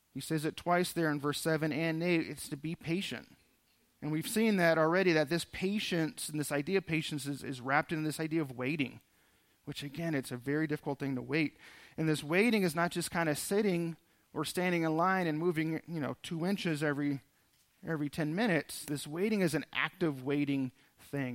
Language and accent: English; Southern California, United States; moved away; I grew up in Southern California